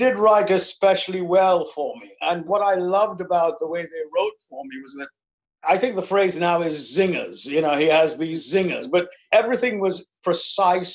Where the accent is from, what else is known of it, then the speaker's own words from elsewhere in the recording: London, United Kingdom; I'm from London.